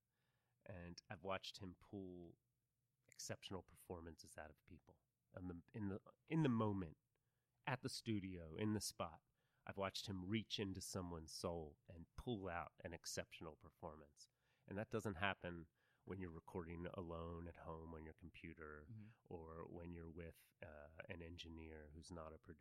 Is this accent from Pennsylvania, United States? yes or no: yes; Philadelphia, Pennsylvania, United States; also born or lived in Los Angeles, United States; now in Austin, United States; I grew up on the East Coast in Philly, too